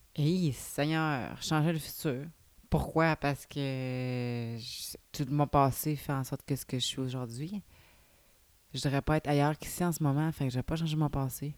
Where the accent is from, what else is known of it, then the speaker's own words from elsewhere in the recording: Saint-Raymond, Quebec, Canada; now in Saint-Gabriel-de-Valcartier, Canada; Saint-Ramon, tu sais, c'est ma ville natale.